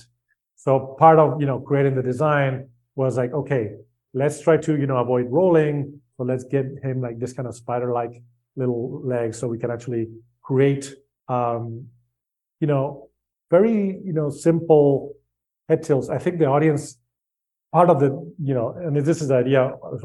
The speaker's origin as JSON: {"language": "English", "country": "Spain", "tie": "born or raised there", "said": "I grew up in Spain"}